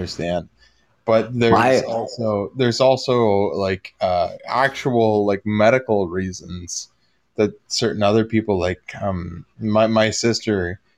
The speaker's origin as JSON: {"language": "English", "region": "Ontario", "country": "Canada", "said": "we're both Ontarians"}